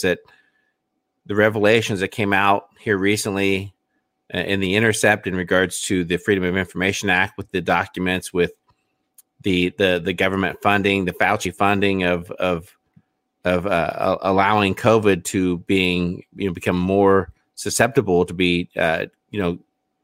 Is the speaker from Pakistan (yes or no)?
no; Indiana, United States; my home state